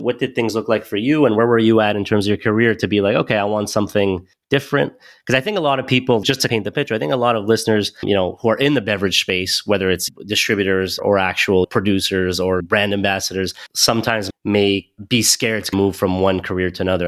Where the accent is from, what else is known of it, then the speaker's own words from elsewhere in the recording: Montreal, Quebec, Canada; moved away; also born or lived in Toronto; originally I'm from Montreal.